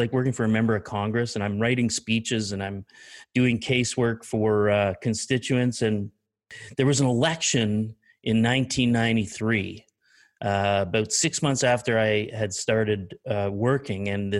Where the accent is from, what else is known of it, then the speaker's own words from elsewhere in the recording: Eastern Canada, Canada; Essentially, I grew up in the Eastern time zone out in Eastern Canada.